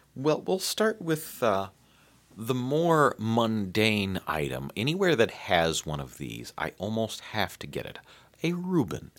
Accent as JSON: {"language": "English", "country": "United States", "said": "I'm American"}